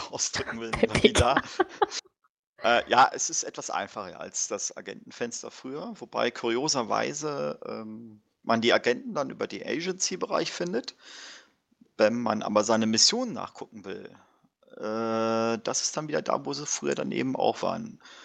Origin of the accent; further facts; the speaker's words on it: Warburg, North Rhine-Westphalia, Germany